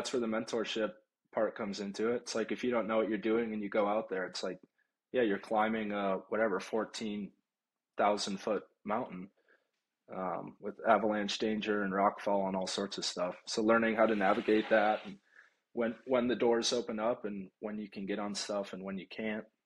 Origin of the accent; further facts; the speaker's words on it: Florida, United States; moved away; I grew up in Florida